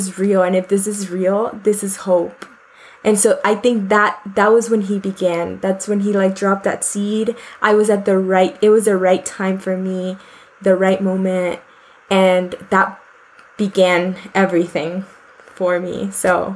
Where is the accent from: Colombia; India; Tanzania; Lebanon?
Colombia; Bogotá; moved away; I am currently 27 years old and I was born in Bogota, Colombia